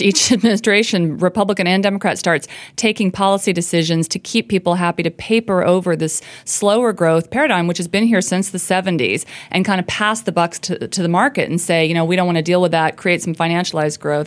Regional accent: rural Indiana, United States; I grew up in the Rust Belt. I grew up in a tiny town in rural Indiana

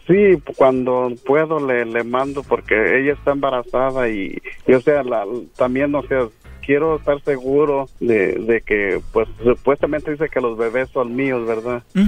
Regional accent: Guadalajara, Jalisco, Mexico; yo soy de Guadalajara

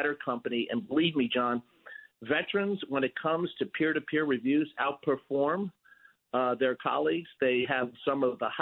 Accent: New York, United States; as a New Yorker

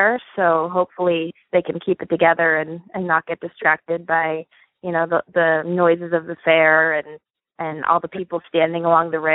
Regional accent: Reading, Pennsylvania, United States; I'm from Reading, Pennsylvania

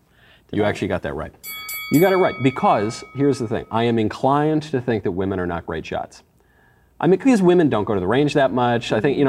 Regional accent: New York, United States; New York.

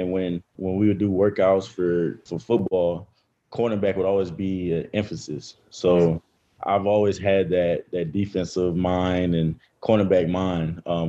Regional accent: Baton Rouge, Louisiana, United States; But LSU being in my backyard

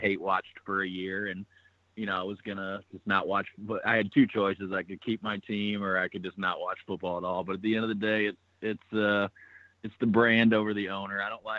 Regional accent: St. Louis, Missouri, United States; accent: country; I am from St. Louis

